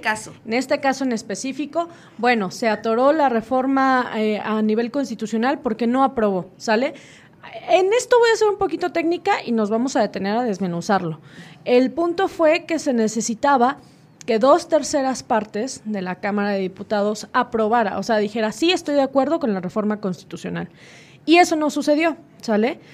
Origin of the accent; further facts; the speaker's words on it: Mexico; nosotros como mexicanos